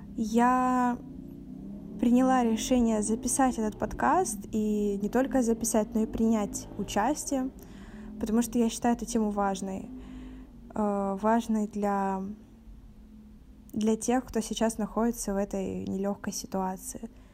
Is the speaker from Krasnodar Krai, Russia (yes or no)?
yes; Novorossiysk, Krasnodar Krai, Russia; мне 18, и я из города Новороссийска